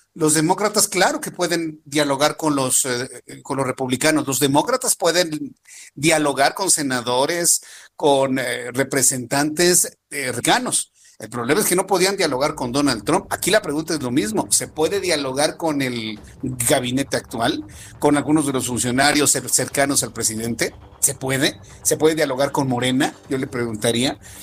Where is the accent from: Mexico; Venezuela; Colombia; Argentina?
Mexico; a nosotros como, como mexicanos